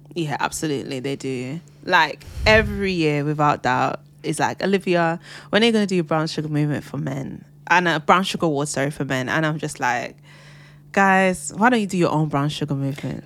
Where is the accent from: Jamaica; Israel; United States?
Jamaica; as a Jamaican as well, pushing my culture forward.